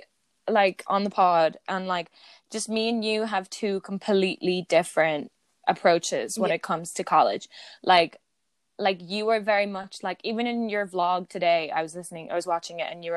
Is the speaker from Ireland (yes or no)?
yes; Ireland; I'm just Irish